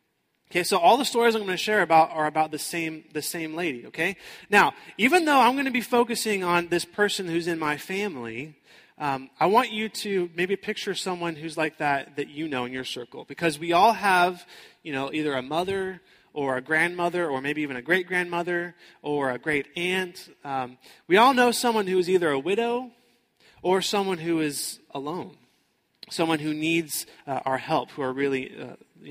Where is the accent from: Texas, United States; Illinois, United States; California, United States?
Texas, United States; Houston; moved away as an adult; now in Florida, United States; I grew up in Houston, Texas